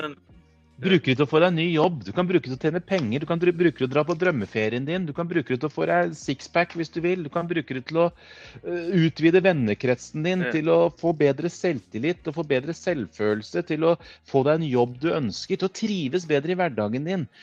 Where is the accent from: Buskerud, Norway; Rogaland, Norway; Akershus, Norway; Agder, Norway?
Buskerud, Norway; Kongsberg; Jeg kommer fra Kongsberg